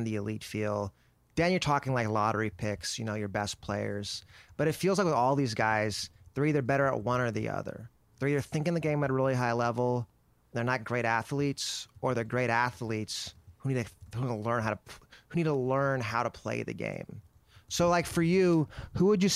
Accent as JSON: {"language": "English", "town": "Dallas", "region": "Texas", "country": "United States", "said": "I'm from Dallas"}